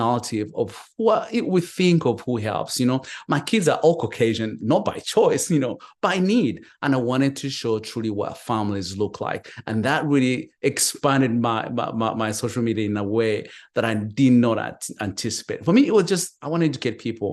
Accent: Uganda; moved away as an adult; now in United States; I'm from Uganda. So when I came to the United States

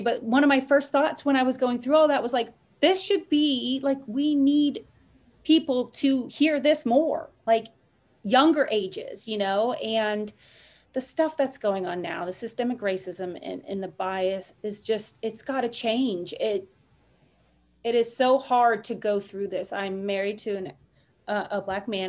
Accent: Los Angeles, California, United States; Los Angeles my hometown

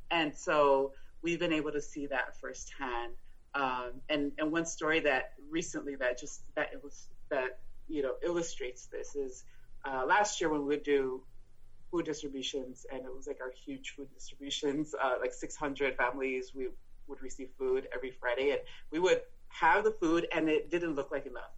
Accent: El Paso, Texas, United States; first language Spanish; English is a second language; moved away as an adult; also born or lived in South Korea / Fairfax, Virginia; now in Alexandria, United States; I was born and raised in El Paso, Texas, which is a border city with Ciudad Juarez in Mexico.

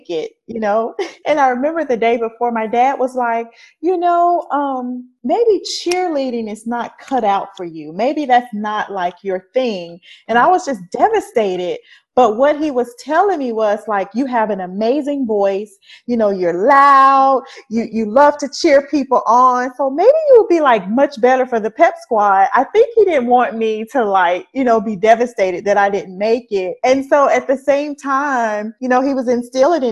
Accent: Mobile, Alabama, United States; also born or lived in Louisiana; now in Atlanta, United States; So that's pretty much where I was raised. I moved there when I was like 2 months old. So Mobile was like always home to me

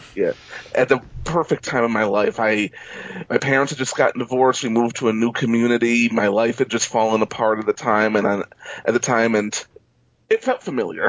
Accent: New York, United States; moved away as an adult; also born or lived in Los Angeles; I'm originally from New York, and I'm back in New York

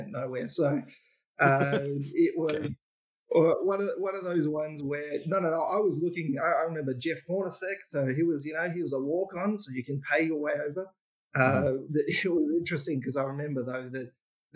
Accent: Ballarat, Victoria, Australia; I was growing up in Ballarat, which is a country town in Victoria

